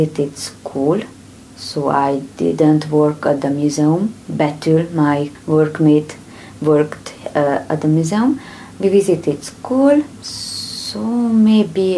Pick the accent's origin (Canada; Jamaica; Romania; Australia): Romania; Transylvania; English is a second language; moved away as an adult; also born or lived in Debrecen, Hungary; now in Hungary; I am from Romania, from Transylvania.